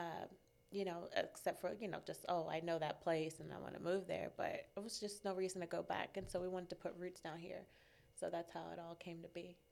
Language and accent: English; Maryland, United States; moved away as an adult; now in California, United States; born and raised in Maryland. I was, I grew up there